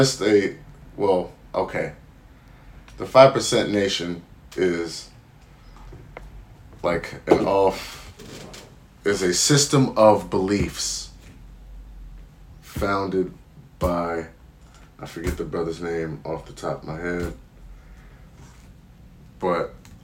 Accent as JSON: {"language": "English", "region": "California", "country": "United States", "tie": "born or raised there", "said": "I was born and raised in California"}